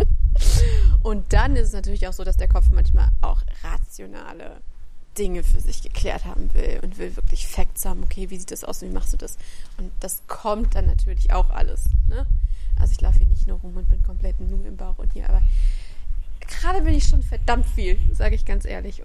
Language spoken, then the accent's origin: German; Central Germany, Germany; also born or lived in Freiburg; now in near Heidelberg, Germany; also ich komme aus der Mitte, ich war im Norden, ich war jetzt im Süden